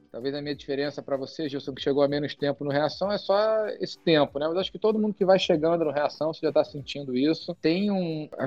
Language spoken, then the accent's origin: Portuguese; Brazil; also born or lived in England / United States; Eu cresci com uma vida meio de nômade. Eu nasci na Inglaterra, meu pai na época estava estava fazendo doutorado em física nuclear, vim para o Brasil com dois anos. Depois dos 9 aos 11 eu morei fora de novo